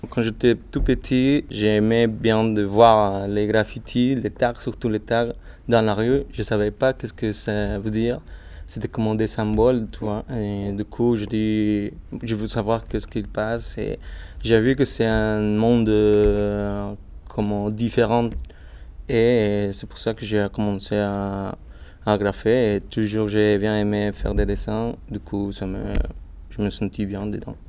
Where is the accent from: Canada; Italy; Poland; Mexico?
Mexico; French is a second language; moved away as an adult; now in Lyon, France; je suis original de Mexique